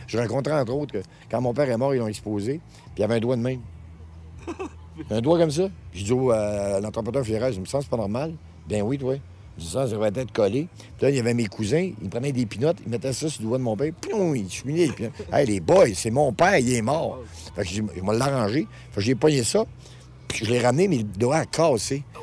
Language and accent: French; Quebec, Canada; par chez nous au Lac-Saint-Jean